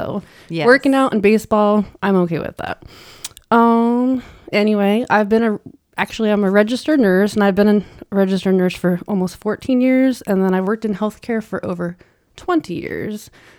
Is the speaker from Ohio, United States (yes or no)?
yes; Minerva, Ohio, United States; also born or lived in Navarre, Ohio; So Northeast Ohio, like a small country farm town. I think it's a town now. It has a couple lights. It's grown a lot, like, since I've lived there, but and we actually lived in Navarre, Ohio.